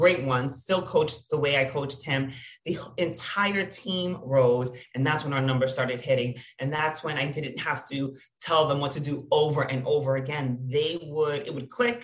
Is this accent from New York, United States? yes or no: yes; New York, United States; I'm from New York. I'm Latina.